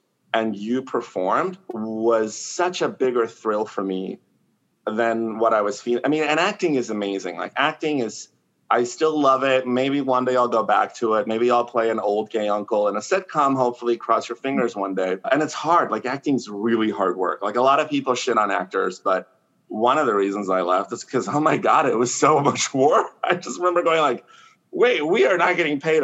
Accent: Mexico; first language Spanish; English is a second language; now in San Francisco, United States; I was born in Mexico and I'm an immigrant

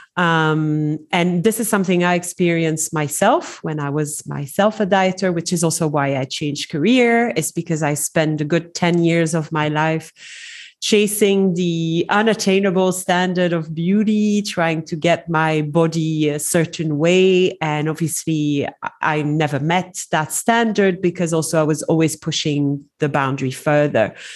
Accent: Belgium; moved away as an adult; now in Dubai, United Arab Emirates; I'm originally from Belgium, uh, so I speak French and English fluently

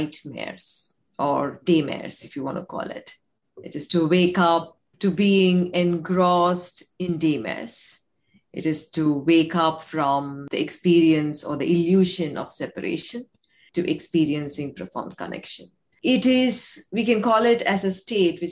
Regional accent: India; I come from India

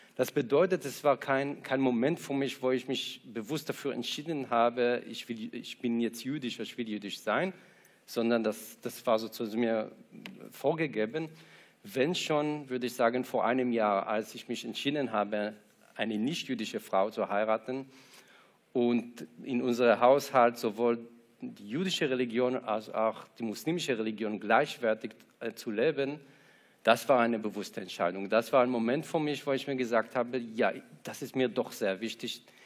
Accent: Israel; also born or lived in Ramat Gan, Israel; now in Frankfurt, Germany; Ich war drei Nächte in Ramatkan im Krankenhaus, aber sonst war ich, äh, in Kibbutz, äh, bin ich in Kibbutz aufgewachsen

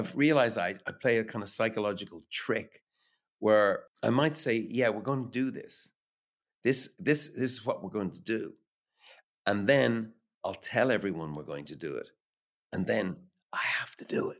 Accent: Dublin, Leinster, Ireland; growing up in Dublin

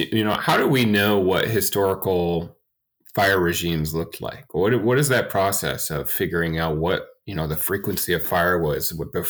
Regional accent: Michigan, United States; now in Washington, United States; I grew up in Michigan

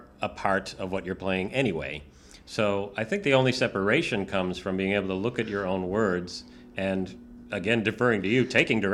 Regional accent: East Coast, United States; I'm from the East Coast

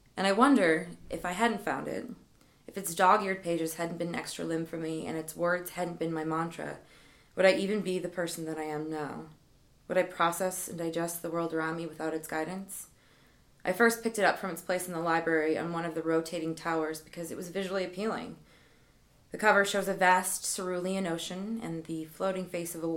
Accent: Midwest, United States

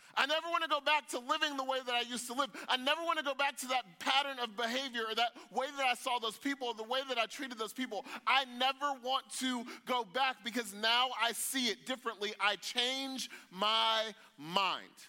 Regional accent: United States; us as American Christians

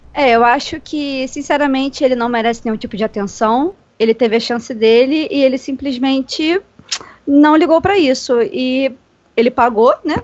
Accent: Rio de Janeiro, Brazil; eu sou do Rio de Janeiro, capital

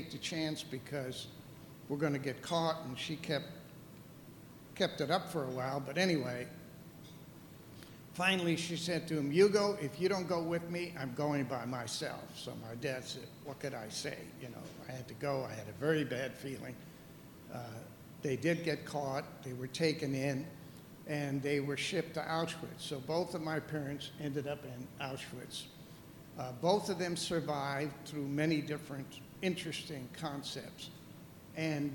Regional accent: Amsterdam, North Holland, Netherlands; I was born in Amsterdam, Holland.

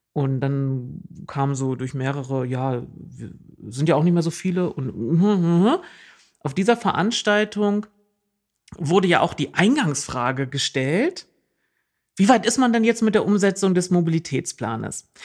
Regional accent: East Germany, Germany; now in Oldenburg, Germany; in meiner Heimat hieß es Mark

